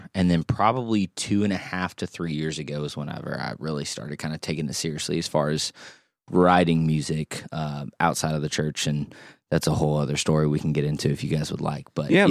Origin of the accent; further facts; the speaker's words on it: Oklahoma, United States; also born or lived in Kansas; now in Louisville, United States; I grew up in Oklahoma. I was born in Kansas.